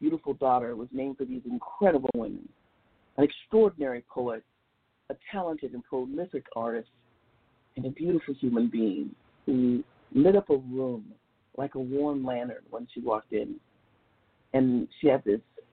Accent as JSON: {"language": "English", "town": "Los Angeles", "region": "California", "country": "United States", "tie": "born or raised there", "said": "I grew up in South Central Los Angeles"}